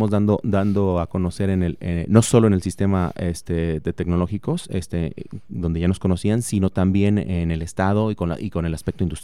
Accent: Morelia, Michoacán, Mexico; now in Celaya, Mexico; yo soy de Morelia, Michoacán

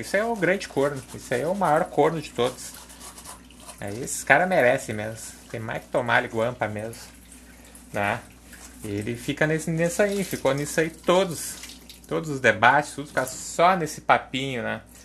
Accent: Porto Alegre, Rio Grande do Sul, Brazil; accent: gaúcho; Eu sou aqui de Porto Alegre, né? minha família também

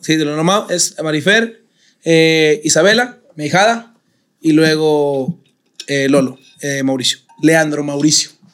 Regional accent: San Pedro Garza García, Nuevo León, Mexico; also born or lived in Cumbres, Monterrey; yo me fui a los seis años de Cumbres, nos fuimos a San Pedro.

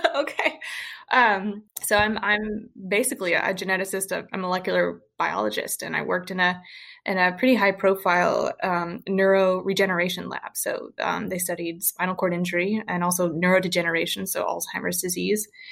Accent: Western Kentucky, United States; now in Louisville, United States; I'm from Western Kentucky

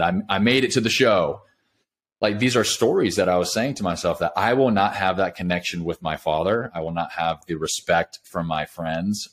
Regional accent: California, United States; moved away as an adult; now in Nashville, United States; I grew up in California, moved to Nashville about five years ago, but grew up in California

